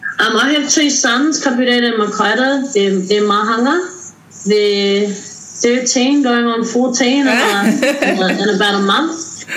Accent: Pukekohe, Auckland, New Zealand; I am from Waikato Tainui, Ngāti Tahinga, Ngāti Tamaoho, and also Ngāti Tipa. And I was born and raised out south, South Auckland, Pukekohe, and currently living in Waimahia, which is in Weymouth.

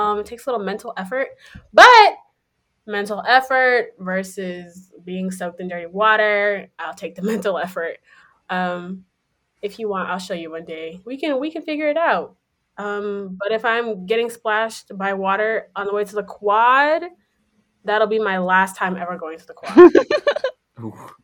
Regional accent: Houston, Texas, United States; moved away; from Houston, Texas

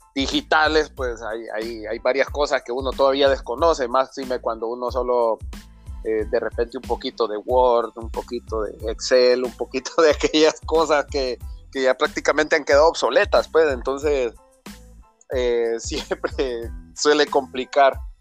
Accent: Comayagua, Honduras; soy nacido en Comayagua y criado en el hermoso barrio abajo

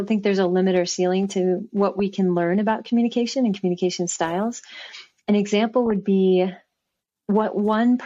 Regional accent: Bay Area, California, United States; I grew up in the Bay Area

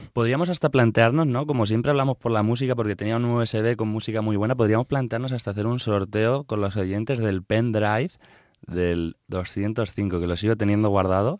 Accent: La Roda, Castilla-La Mancha, Spain; en mi pueblo, en La Roda

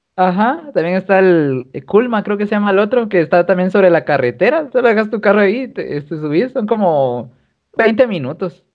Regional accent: Guatemala; como guatemalteco

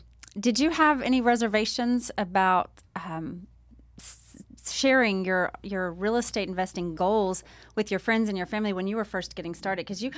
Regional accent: Lubbock, Texas, United States; And I've had family in Lubbock. I'm from Lubbock, went to Texas Tech.

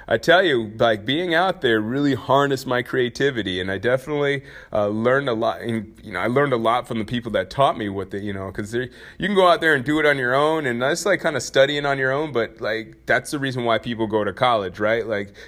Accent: Anchorage, Alaska, United States; also born or lived in St. Peter, Minnesota; I'm from Anchorage and Minnesota, amongst other places. But, you know, main places are Anchorage and St. Peter, Minnesota. So I spent my formal years pretty much either in snow or in barren fields.

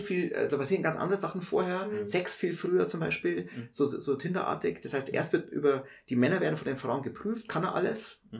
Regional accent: Munich, Bavaria, Germany; also ich bin in der Maistraße geboren und habe nie längere Zeit außerhalb Münchens gelebt.

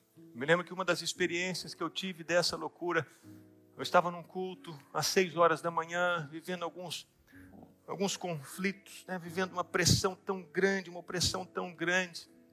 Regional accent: Minas Gerais, Brazil; eu sou mineiro

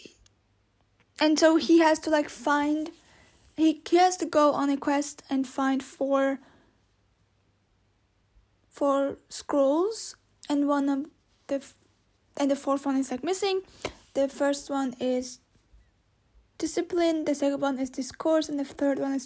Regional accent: Austria; I was born in Austria and not in Turkey

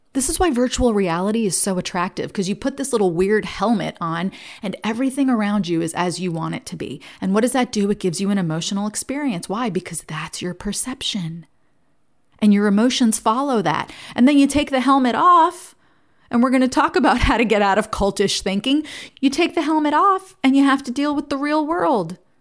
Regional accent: New Jersey, United States; I grew up in New Jersey, and the youngest of four kids

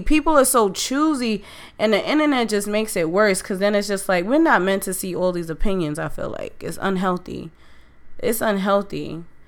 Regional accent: New York City, New York, United States; That's my city. That's my that's where I'm from

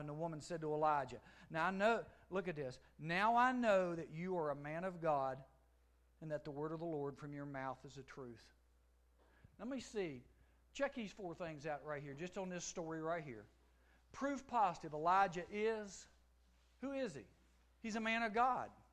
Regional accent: United States; Grew up with him back in Giles, where my hometown is.

